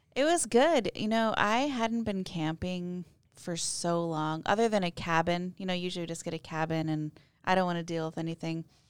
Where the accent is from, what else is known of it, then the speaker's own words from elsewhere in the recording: Mitchell, South Dakota, United States; I grew up in Mitchell, South Dakota